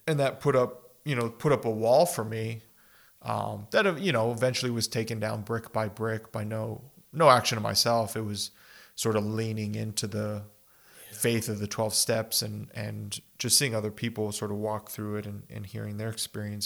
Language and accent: English; El Paso and Las Cruces, Southwest, United States; just growing up in the Southwest here, we've talked about this growing up yeah. in El Paso and Las Cruces